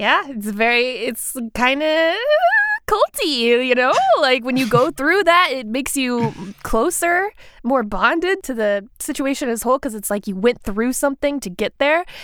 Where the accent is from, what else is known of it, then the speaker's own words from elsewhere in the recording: South Carolina, United States; I'm from South Carolina